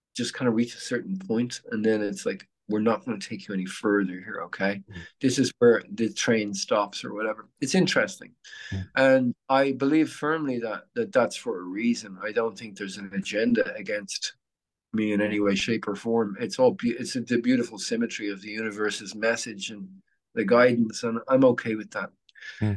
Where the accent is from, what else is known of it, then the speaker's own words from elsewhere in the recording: Dublin, Leinster, Ireland; moved away as an adult; now in Phoenix, United States; I'm Irish